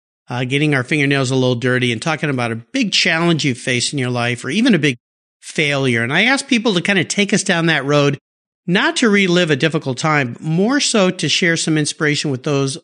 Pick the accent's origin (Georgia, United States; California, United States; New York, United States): California, United States; San Diego; moved away; I grew up down there in San Diego